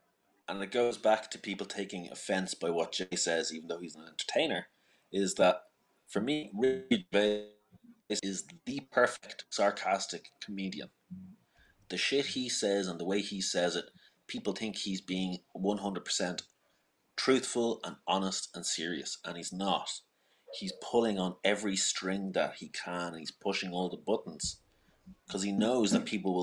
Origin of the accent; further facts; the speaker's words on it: Ireland; accent: Irish; I'm still Irish.